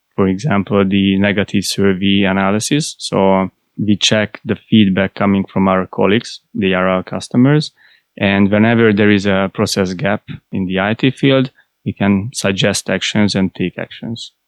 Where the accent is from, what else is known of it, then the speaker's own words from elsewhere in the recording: Budapest, Hungary; I was born in Budapest, and I started there in Budapest.